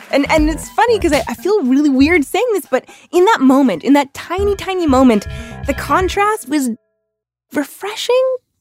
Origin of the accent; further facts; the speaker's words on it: Canada; moved away as an adult; now in United States; I am Canadian.